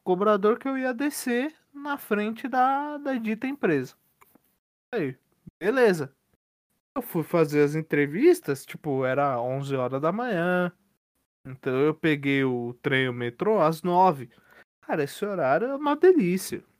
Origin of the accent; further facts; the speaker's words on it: Santo André, São Paulo, Brazil; Eu sou de Santo André.